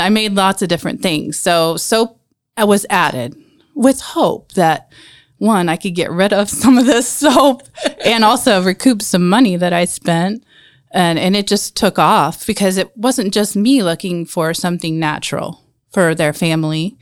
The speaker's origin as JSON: {"language": "English", "town": "Marion", "region": "Indiana", "country": "United States", "tie": "born or raised there", "also_born_or_lived": "Warsaw, Indiana", "said": "born in Indianapolis, but I was raised in Marion"}